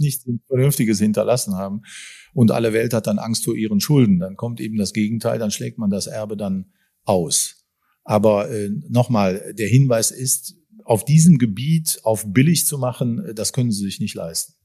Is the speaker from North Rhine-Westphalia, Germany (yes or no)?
yes; Bonn, North Rhine-Westphalia, Germany; ich als Bonner